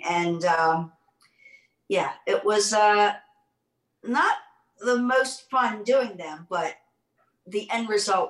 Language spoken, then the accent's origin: English; Baltimore, Maryland, United States; Yeah, I grew up in Baltimore.